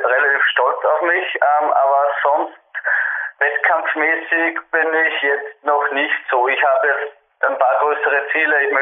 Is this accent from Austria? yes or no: yes; Upper Austria, Austria; ich komme aus Nähe von Lenz, also in Oberösterreich, circa 15 Kilometer außerhalb von Lenz. Bin 23 Jahre alt